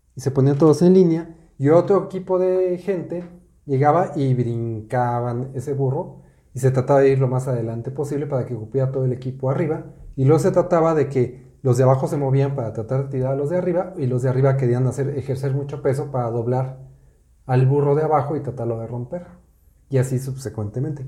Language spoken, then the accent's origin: Spanish; Mexico City, Mexico; En la Ciudad de México, de donde yo soy, en mi época